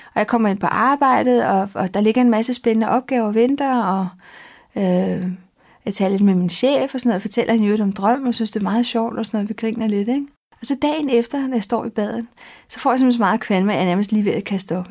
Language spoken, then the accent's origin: Danish; Denmark; also born or lived in Madrid, Spain; Så blev jeg født her i Danmark, så boede vi to år. Og så flyttede vi